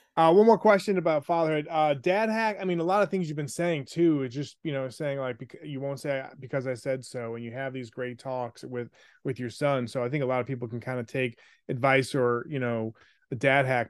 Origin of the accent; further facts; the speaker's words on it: Buffalo, New York, United States; I was the youngest of three, grew up in Buffalo.